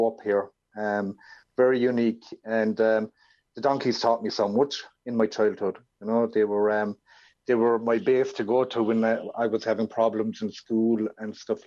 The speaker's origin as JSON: {"language": "English", "country": "Ireland", "tie": "born or raised there", "said": "where I was brought up here in Ireland"}